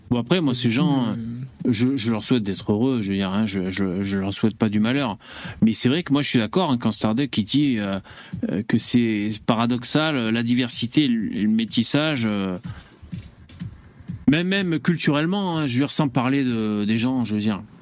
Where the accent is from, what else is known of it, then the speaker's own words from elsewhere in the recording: Pays de la Loire, France; also born or lived in Madagascar / Paris; je suis né à Madagascar, j'ai grandi dans de nombreux villages français, dont particulièrement en Sarthe. J'ai vécu de nombreuses années à Paris.